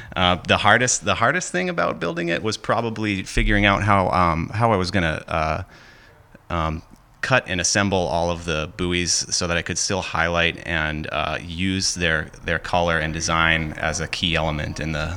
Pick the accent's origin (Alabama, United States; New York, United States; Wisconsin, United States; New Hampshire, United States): New Hampshire, United States; Hampton Falls; I'm from Hampton Falls, New Hampshire